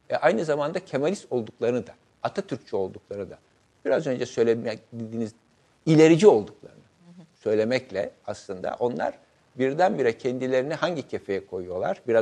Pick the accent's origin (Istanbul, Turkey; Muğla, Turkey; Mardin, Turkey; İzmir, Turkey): İzmir, Turkey; İzmir'de doğdum, İzmir'de büyüdüm. İzmir'in kültürü, sosyal hayatıyla haşır neşir olduğum için